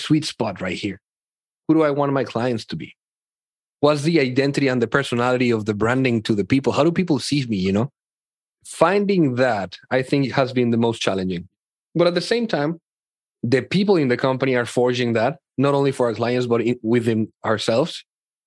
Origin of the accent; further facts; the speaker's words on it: Mexico; I grew up in Mexico right here.